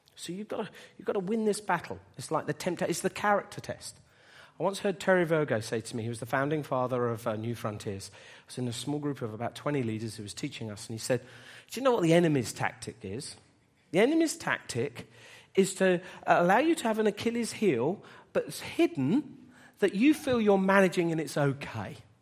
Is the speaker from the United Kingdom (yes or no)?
yes; Bedford, East of England, United Kingdom; moved away as an adult; We were gonna move, uh, away from Bedford, which is my hometown.